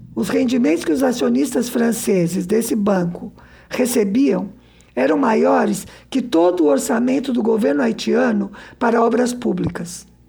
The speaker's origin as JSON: {"language": "Portuguese", "country": "Brazil"}